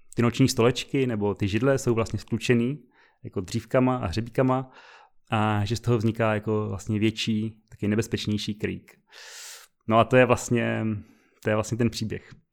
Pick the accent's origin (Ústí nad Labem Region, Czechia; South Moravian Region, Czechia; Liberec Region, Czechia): South Moravian Region, Czechia; Brno; moved away; jsme z Brna původně